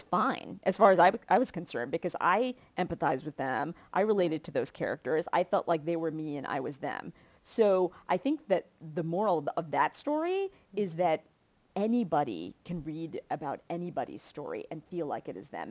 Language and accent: English; Kentucky, United States; moved away; I grew up in Kentucky